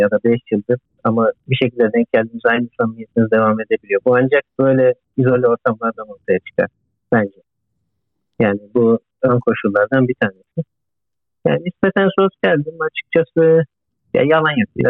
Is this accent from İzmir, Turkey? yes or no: yes; Izmir, Turkey; moved away as an adult; also born or lived in Demirci, Manisa; Soy ismim Bursa'da. Manisa Demirci doğumluyum. İzmir'de okudum. Yaklaşık 2 yaşından beri İzmir'de büyüdüm.